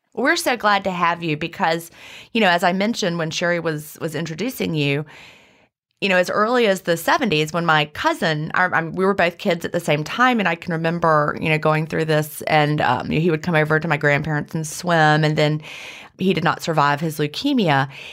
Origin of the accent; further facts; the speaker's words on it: Virginia, United States; I grew up in the seventies in Virginia. We lived in the mountains of Virginia, near the Blue Ridge Parkway